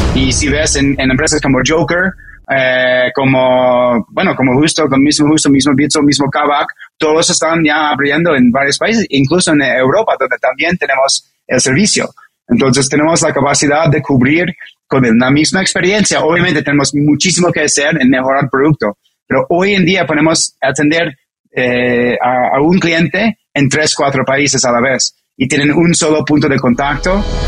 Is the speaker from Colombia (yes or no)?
no; New York, United States; Spanish is a second language; moved away as an adult; now in Mexico; soy un, un neoyorquino ah, con, un, papá eh, con descendencia de, China y mi mamá americana